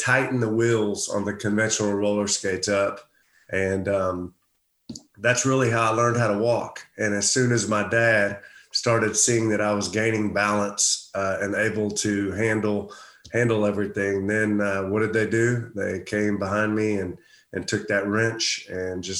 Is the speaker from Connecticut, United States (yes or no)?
no; Houston, Texas, United States; a guy from Houston, Texas